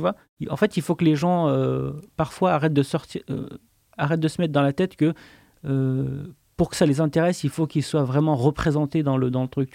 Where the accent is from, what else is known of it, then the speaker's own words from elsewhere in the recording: Le Puy-en-Velay, Auvergne-Rhône-Alpes, France; moved away as an adult; j'ai grandi au Puy-en-Velay, euh, mhm. en, Haute-Loire, en, Auvergne